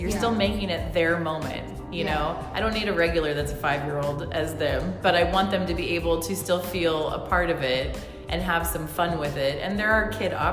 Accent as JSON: {"language": "English", "town": "Visalia", "region": "California", "country": "United States", "tie": "born or raised there", "said": "Born and raised in Visalia"}